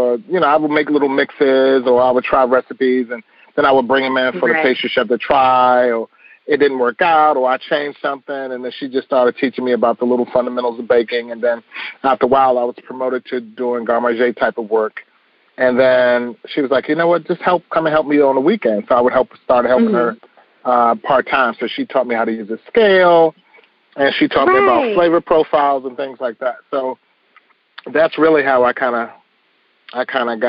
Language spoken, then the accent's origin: English; Washington, District of Columbia, United States; I was a young kid growing up in the Northeast Corridor of D.C.